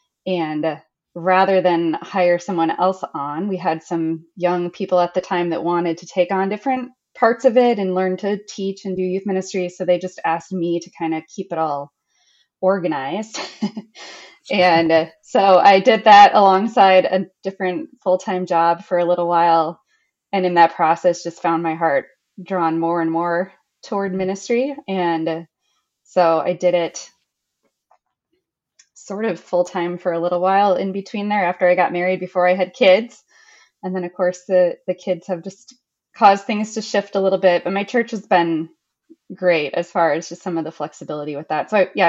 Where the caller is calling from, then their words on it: Blaine, Minnesota, United States; Well, I'm joining you from Blaine, Minnesota. It's a suburb north of Minneapolis. So we have some snow up here.